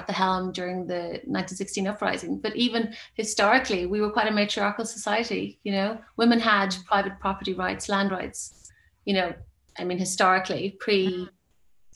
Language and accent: English; Ireland